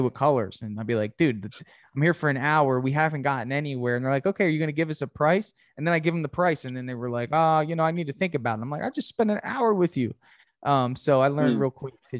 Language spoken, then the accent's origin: English; Gainesville, Florida, United States; I'm from Gainesville